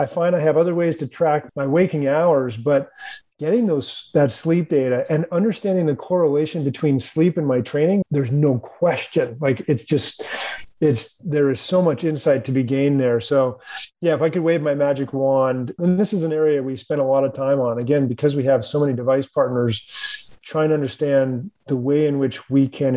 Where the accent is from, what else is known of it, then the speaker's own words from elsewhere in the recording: Reno, Nevada, United States; I grew up in Reno, Nevada, and Greg LeMond was the hometown hero